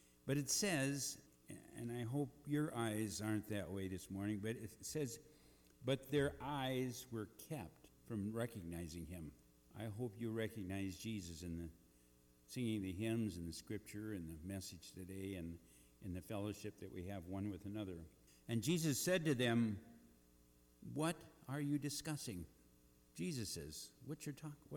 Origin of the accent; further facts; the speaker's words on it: Eagle Bend, Minnesota, United States; moved away; those meetings that met in Eagle Bend, my hometown